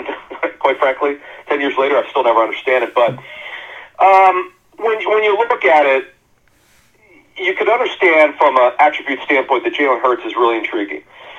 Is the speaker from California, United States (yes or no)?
no; Philadelphia area, Pennsylvania, United States; I grew up here in the Philadelphia area.